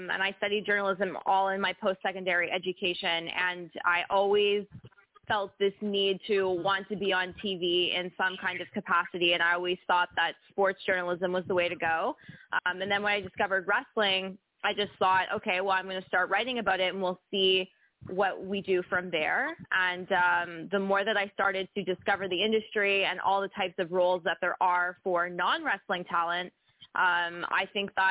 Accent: Montreal, Quebec, Canada; I'm from Montreal, Quebec, Canada, so all the way up to the north

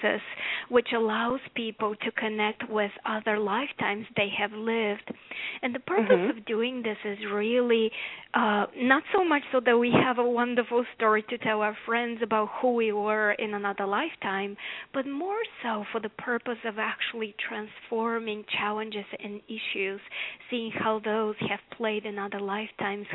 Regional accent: Bulgaria; now in United States; As you can tell by my accent, I didn't grow up here in America. I grew up in Bulgaria.

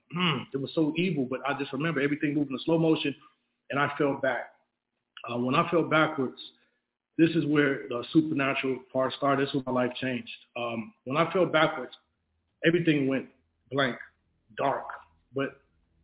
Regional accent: Chicago, Illinois, United States; I'm originally from Chicago, Illinois

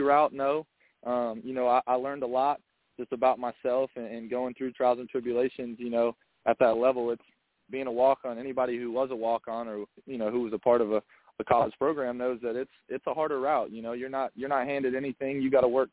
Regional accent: Mount Pleasant, South Carolina, United States; born and raised in Mount Pleasant

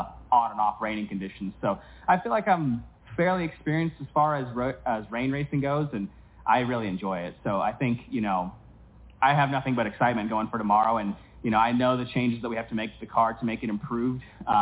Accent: United States; me coming over there as an American driver

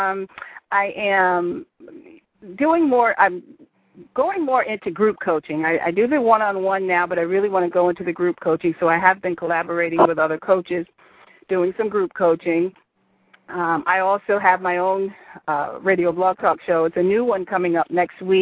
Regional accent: Massachusetts, United States; born or raised there; moved away

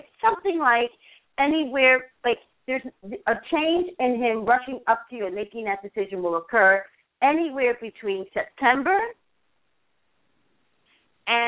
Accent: Staten Island, New York, Jersey, East Coast, United States; moved away; I'm from the East Coast

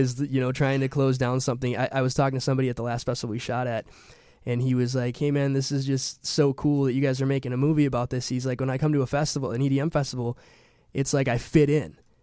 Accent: Milwaukee, Wisconsin, United States; I'm from Milwaukee, Wisconsin

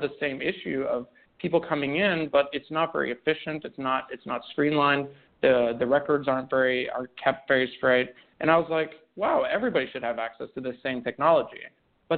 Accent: Canada; also born or lived in Romania; I was born in Romania, went through some crazy smuggling stuff, went to Canada. That's where I grew up, so I'm Canadian

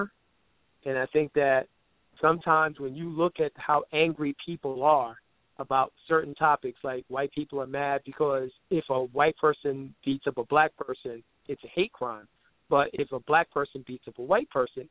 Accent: Brooklyn, New York, United States; I'm originally from Brooklyn, New York, but my family, my mom and my dad, are from Panama.

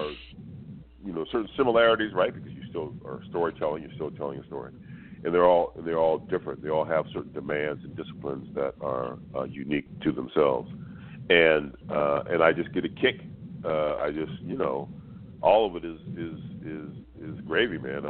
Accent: Los Angeles, California, United States; where I grew up in South Central

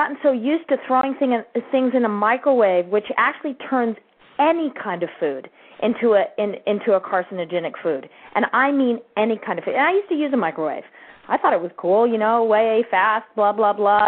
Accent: Ketchum, Idaho, United States; I grew up in Ketchum, Idaho

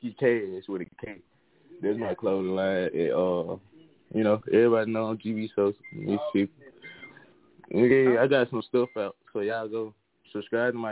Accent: Meridian, Mississippi, United States; now in Memphis, United States; I'm from Meridian, Mississippi, but I'm in Memphis, Tennessee right now.

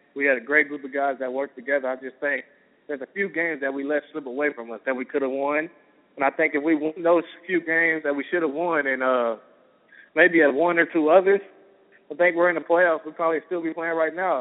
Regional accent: Kentucky, United States; I'm from Kentucky

